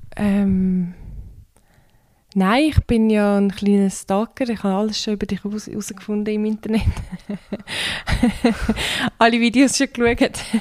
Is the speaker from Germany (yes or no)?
no; Turkey; now in Switzerland; ich bin ja ursprünglich aus der Türkei. Und dort liest man das schon in der Schule